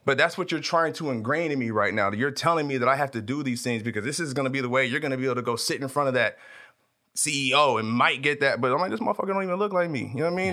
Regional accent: Tulare, California, United States; moved away as an adult; also born or lived in Abilene, Texas; now in Los Angeles, United States; I grew up in a small town about three hours north of here called Tulare.

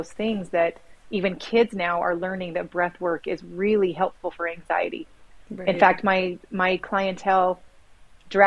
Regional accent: Sandy, Utah, United States; also born or lived in Sacramento; now in Midway, United States; I grew up in Little Cottonwood Canyon area. It was sandy.

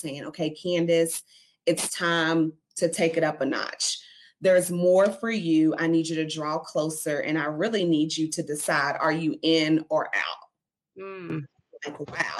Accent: Louisville, Kentucky, United States; We're here in Louisville, and I was born and raised in Louisville, Kentucky

